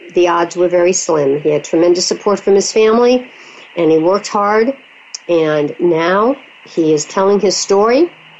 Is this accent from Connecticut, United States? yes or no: yes; Connecticut, United States; born or raised there